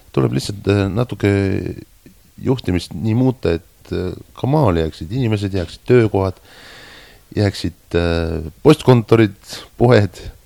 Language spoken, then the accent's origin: Estonian; Estonia; moved away as an adult; now in Japan; mina olen sealt pärit